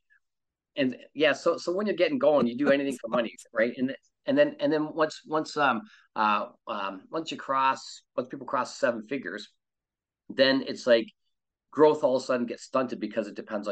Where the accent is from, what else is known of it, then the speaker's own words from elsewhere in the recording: Canada; moved away as an adult; now in California, United States; I'm from Canada. I live in California.